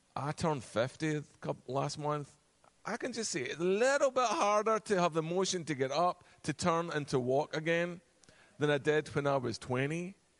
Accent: Virginia, United States; accent: Virginia; moved away as an adult; now in Connecticut, United States; We moved actually from Virginia with my Virginia accent

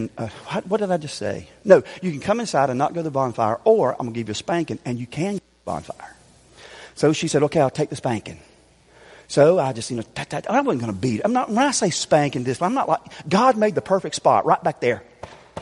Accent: Greer, South Carolina, United States; I told y'all last night I'm from Greer. But I wasn't completely honest. Where I grew up is actually called Sunnyside

